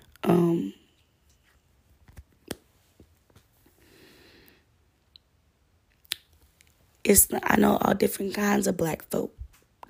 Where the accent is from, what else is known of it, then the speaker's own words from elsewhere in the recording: Georgia, United States; I'm from Georgia. Like, and then it's crazy because I'm not even really from Georgia. I'm first generation Georgian